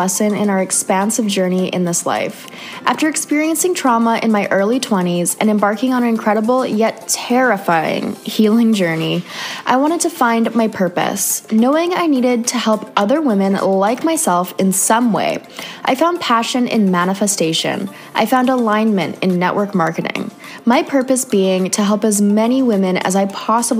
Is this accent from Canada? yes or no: yes; Canada; moved away; another Canadian girl